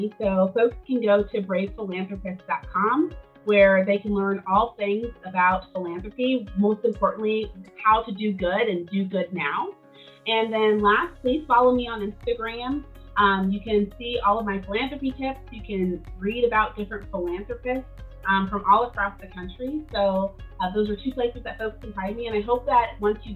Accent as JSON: {"language": "English", "country": "United States", "said": "as an American"}